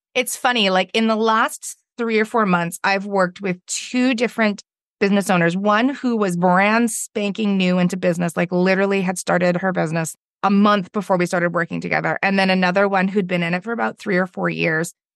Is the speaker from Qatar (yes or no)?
no; Victoria, British Columbia, Canada; I'm from Victoria, B C, which is on the west coast of Canada